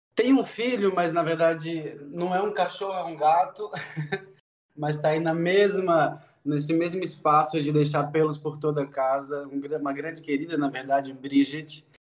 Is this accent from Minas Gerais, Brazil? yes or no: yes; Juiz de Fora, Minas Gerais, Brazil; now in Natal, Brazil; Eu sou de Juiz de Fora, na verdade, uma cidade do interior